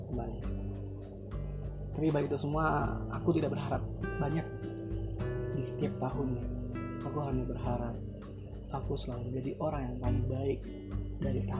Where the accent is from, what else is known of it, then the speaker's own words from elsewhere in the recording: Batam, Riau Islands, Indonesia; karena aku dari, dari berasal dari Batam